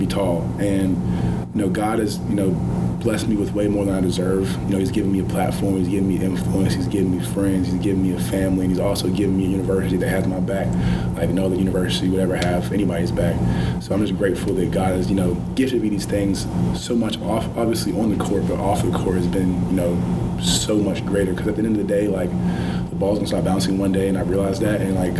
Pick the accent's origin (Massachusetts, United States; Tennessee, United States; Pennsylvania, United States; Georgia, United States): Georgia, United States; Augusta; I'm from Augusta, Georgia, raised by a single mother household